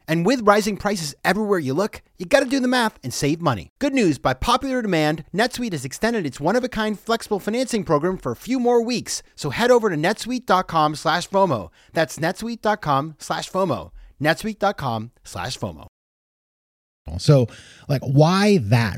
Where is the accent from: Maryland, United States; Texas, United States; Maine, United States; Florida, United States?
Maine, United States; moved away as an adult; also born or lived in New York City; I'm from Maine